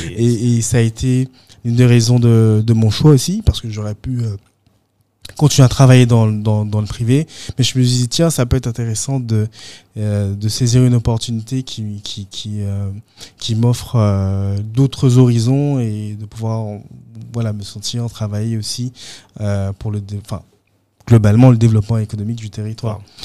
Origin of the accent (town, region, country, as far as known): Guadeloupe; moved away